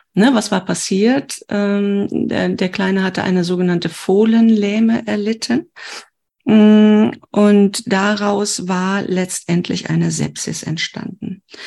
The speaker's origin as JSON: {"language": "German", "country": "Germany", "said": "ich komme ja aus Deutschland"}